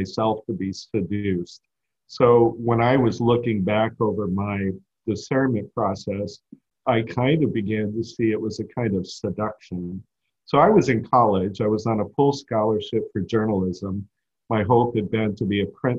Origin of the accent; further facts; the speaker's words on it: Houston, Texas, United States; now in Chicago, United States; I grew up in Houston